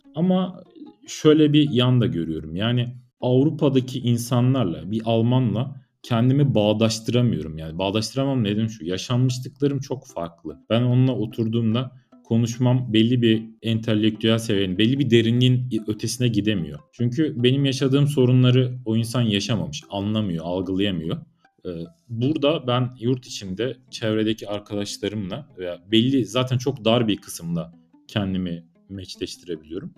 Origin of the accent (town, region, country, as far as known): Turkey